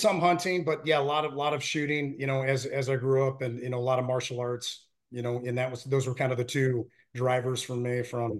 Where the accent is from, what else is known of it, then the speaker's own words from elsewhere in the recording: Reno, Nevada, United States; Sierra Nevada mountains, and you know, lots of area to shoot, lots of great skiing up there. And yeah, that's my hometown.